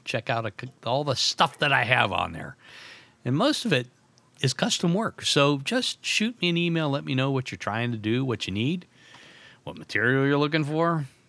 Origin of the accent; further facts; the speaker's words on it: Youngstown, Ohio, United States; Arby's started in Youngstown, Ohio, my hometown.